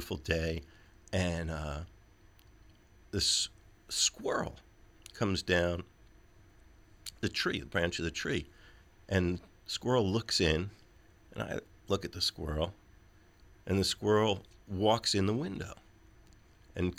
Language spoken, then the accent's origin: English; New York, United States; as a New Yorker